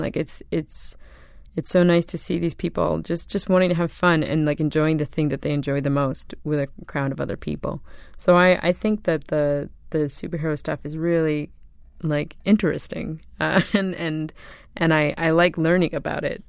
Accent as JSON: {"language": "English", "country": "Canada", "said": "I'm from Canada"}